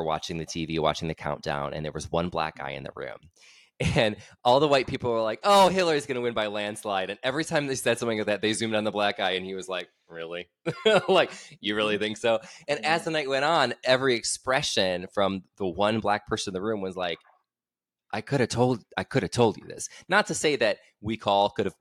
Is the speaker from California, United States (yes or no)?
no; Aurora, Illinois, United States; moved away; I'm from right outside. I'm from Aurora